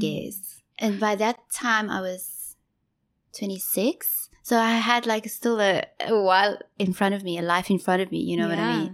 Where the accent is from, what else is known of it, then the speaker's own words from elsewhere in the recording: Johannesburg, Gauteng, South Africa; moved away as an adult; also born or lived in Durban, South Africa / Ballito, South Africa; now in Ho Chi Minh City, Vietnam; So, I grew up in Joburg